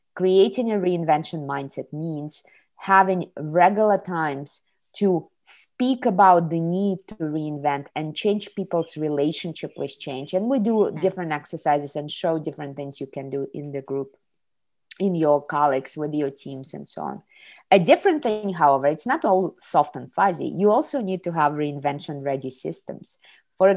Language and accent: English; Kazakhstan; moved away as an adult; now in Ohio, United States; I was born in the Soviet Union, raised in Kazakhstan, and in 98 I came to the United States to study in college